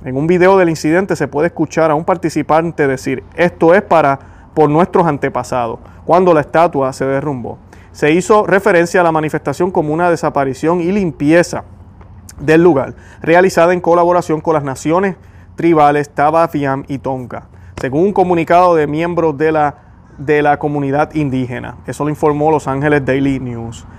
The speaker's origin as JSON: {"language": "Spanish", "country": "Puerto Rico"}